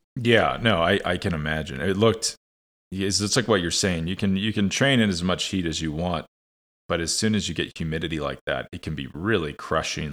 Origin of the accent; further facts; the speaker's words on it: United States; as an American